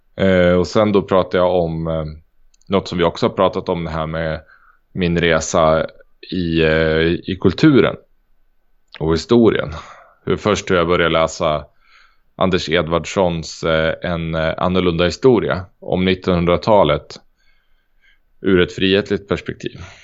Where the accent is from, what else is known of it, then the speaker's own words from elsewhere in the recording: Sweden; jag är svensk